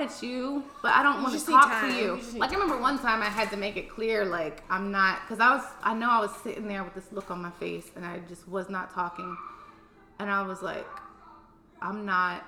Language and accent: English; outside of Philly, Pennsylvania, United States; I grew up in Pennsylvania